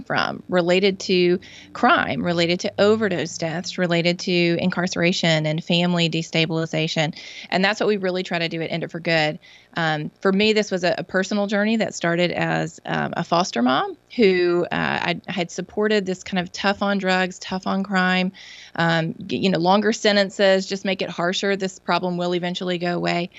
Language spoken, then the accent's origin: English; Mississippi, United States; my home state of Mississippi